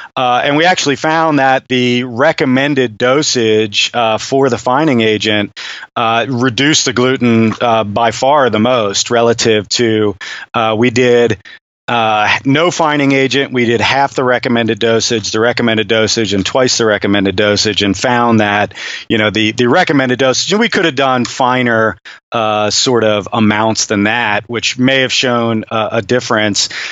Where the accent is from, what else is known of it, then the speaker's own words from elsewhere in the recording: United States; an American, you know, beer chemist